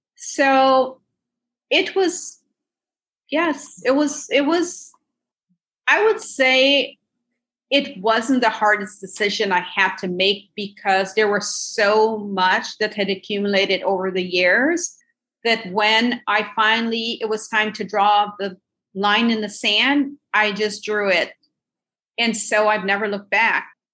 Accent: Minnesota, United States; I grew up in Minnesota, went to University of Minnesota

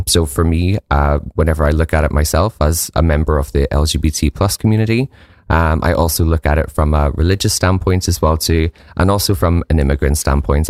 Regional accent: Northern Ireland, United Kingdom; moved away; I'm originally from Northern Ireland

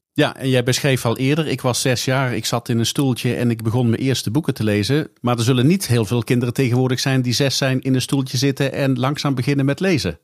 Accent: the south of the Netherlands, Netherlands; ik uit het zuiden van het land kom

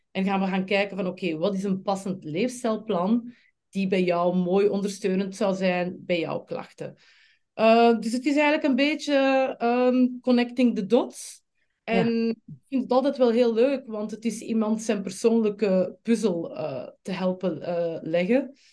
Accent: Flanders, Belgium; accent: Flemish; moved away as an adult; now in Amsterdam, Netherlands; Eh, ik kom oorspronkelijk uit België, zoals waarschijnlijk de meeste van jullie nu al zullen opgepikt hebben. Van dat Vlaamse accentje ga ik eh, niet afgeraken. ik woon in met mijn man Filip en twee kinderen, twee teenagers, Maxim en Sienna in Amsterdam.

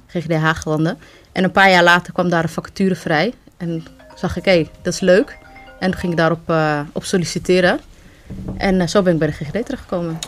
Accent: Netherlands; also born or lived in Amsterdam; oorspronkelijk kom ik uit Somalië. maar Ik ben hier in Nederland geboren en getogen.

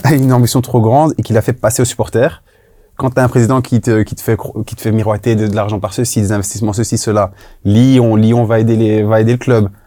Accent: Brussels, Brussels-Capital Region, Belgium; moi je suis bruxellois.

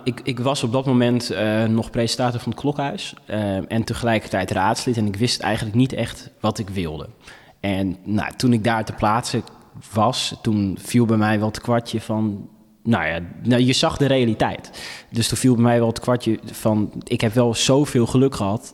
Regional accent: Friesland, Netherlands; also born or lived in Ethiopia; als Friesen

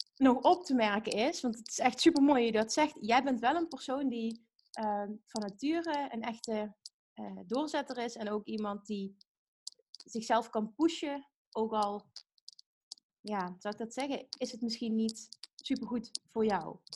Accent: Limburg, Netherlands; accent: Limburgish

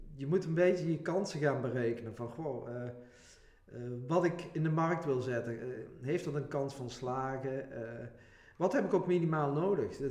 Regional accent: Venray, Limburg, Netherlands; ik kom uit Venray, woon ook in Venray.

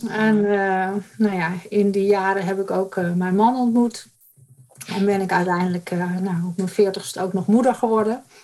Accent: Bussum, North Holland, Netherlands; Ik ben geboren en getogen in het Gooi, in Bussum

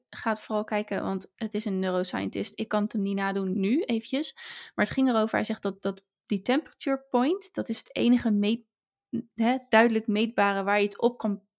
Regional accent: Hazerswoude, South Holland, Netherlands; geboren in Hazerswoude

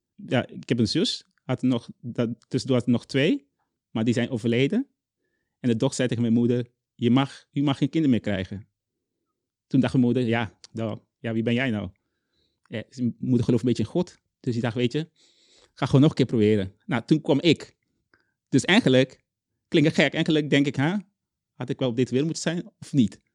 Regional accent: Curaçao; Dutch is a second language; moved away as an adult; also born or lived in Zwolle, Netherlands; now in Netherlands; ik kom uit Curaçao

